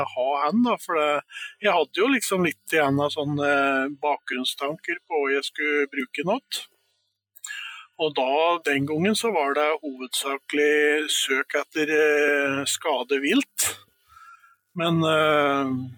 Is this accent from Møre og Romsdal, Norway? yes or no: no; Stange, Innlandet, Norway; moved away; opprinnelig så kommer jeg fra Stange